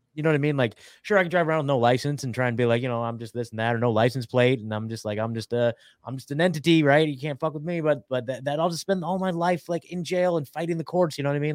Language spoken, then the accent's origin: English; Oregon, United States; moved away; I'm from Oregon